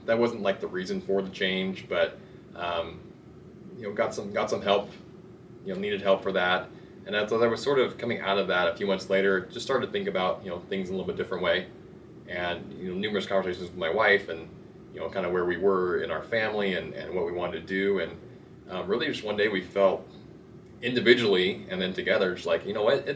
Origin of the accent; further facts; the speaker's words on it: Salem, Oregon, United States; moved away as an adult; now in Utah, United States; I'm originally from Salem, Oregon. Grew up in the Salem, Oregon area